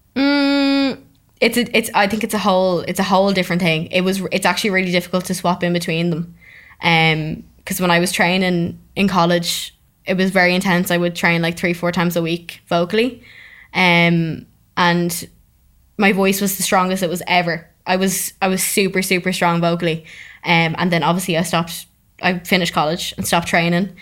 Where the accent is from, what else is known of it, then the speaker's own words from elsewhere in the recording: Dublin, Leinster, Ireland; I'm from Dublin, um, and I work in Dublin